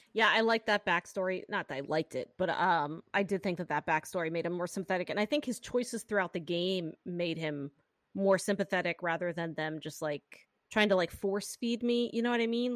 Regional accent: Pennsylvania, United States; accent: Pennsylvania; my Pennsylvania accent

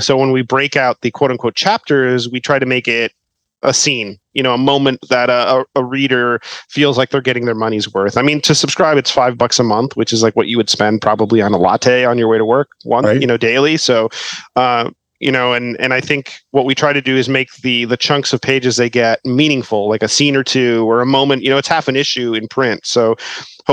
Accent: Miami, Florida, United States; Miami, my hometown

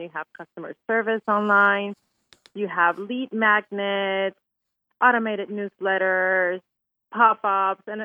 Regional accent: Venezuela; now in Houston, United States; I'm from Venezuela, so our biggest thing is making our Venezuelan Christmas food

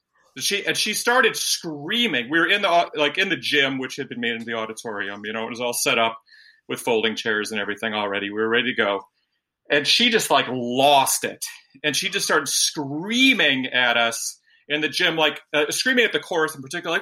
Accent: Detroit, Michigan, United States; now in New York City, United States; I'm from Detroit actually

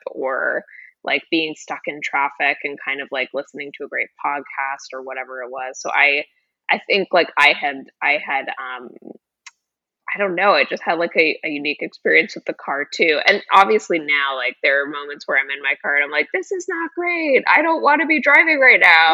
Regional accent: Florida, United States; moved away as an adult; also born or lived in Boston / New York City; now in Los Angeles, United States; I grew up in Florida

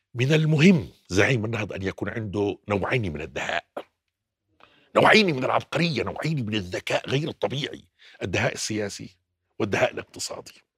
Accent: Jordan; عندنا بالأردن

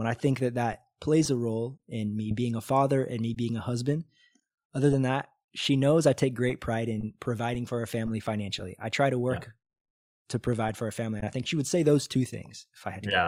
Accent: Missouri, United States; moved away as an adult; now in Brazil; I'm from Missouri

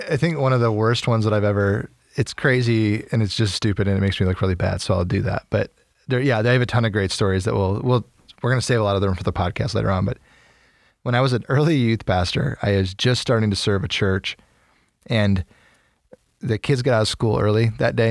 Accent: Freeport, Illinois, United States; also born or lived in St. Louis; I was born in Freeport, Illinois, as a baby

